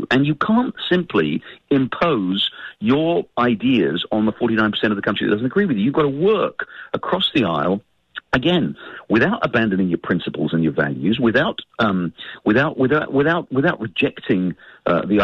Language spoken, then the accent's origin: English; United Kingdom; now in United States; as you can tell from my accent, I'm an immigrant to this country. I've lived here for nearly 30 years. I came here from the United Kingdom.